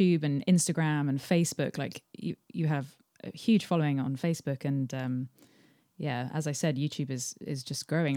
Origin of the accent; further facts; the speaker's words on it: England, United Kingdom; I'm English.